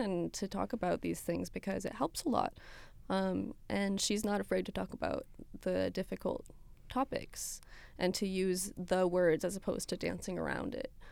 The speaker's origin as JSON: {"language": "English", "region": "Ontario", "country": "Canada", "tie": "born or raised there", "first_language": "French", "said": "I grew up in Ontario"}